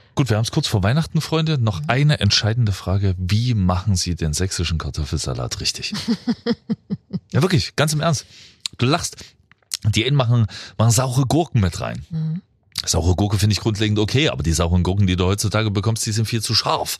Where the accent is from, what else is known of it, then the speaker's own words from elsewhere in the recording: Freiberg, Saxony, Germany; in meine Heimat